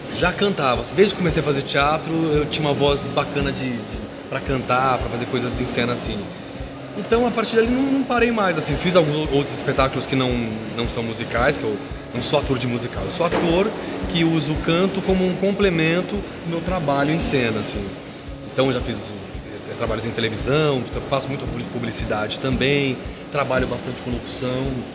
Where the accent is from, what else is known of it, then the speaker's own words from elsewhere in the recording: Brazil; eu sou bem brasileiro